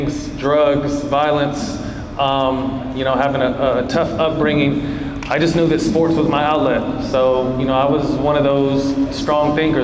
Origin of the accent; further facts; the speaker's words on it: Sacramento, California, United States; also born or lived in San Jose, California; I was born in San Jose, California, to a really diverse community, and I moved up to Sacramento at about 8 or 9